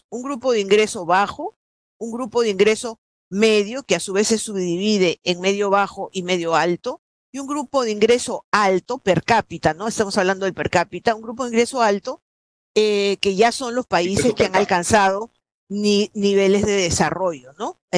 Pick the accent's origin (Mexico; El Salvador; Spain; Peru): Peru; Con China compartimos esta cuenca participamos en el APEC eh, y entonces este, esta característica de ser país eh, del Pacífico también nos da un lazo especial ¿no?